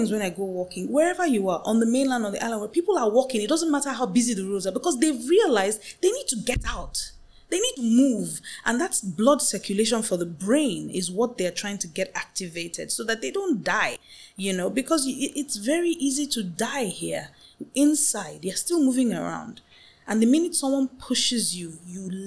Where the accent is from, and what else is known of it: Nigeria